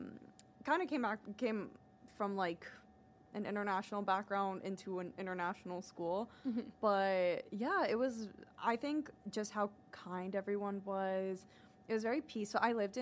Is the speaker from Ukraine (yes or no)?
no; Leinster, Ireland; I grew up in Dublin County, but I grew up in like a small town that was 20-30 minutes outside of Dublin City.